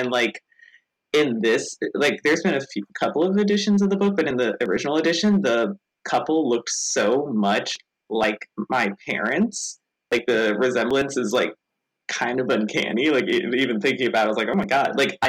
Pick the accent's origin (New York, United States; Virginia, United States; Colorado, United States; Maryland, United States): Maryland, United States; now in Montreal, Canada; I am biracial. My dad is white and my mom is black. And I was born and raised in Maryland in the United States, but I currently live in Montreal.